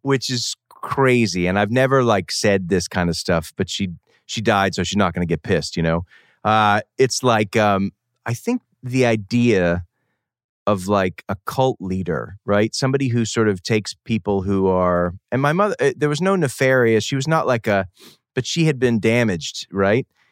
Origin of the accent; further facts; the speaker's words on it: Boston, Massachusetts, United States; moved away as an adult; now in San Francisco, United States; I come from Boston, outside of Boston, New England, boarding school